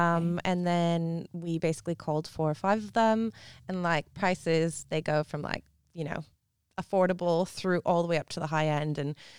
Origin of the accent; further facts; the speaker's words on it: Canada; now in Perth, Australia; I'm from Canada.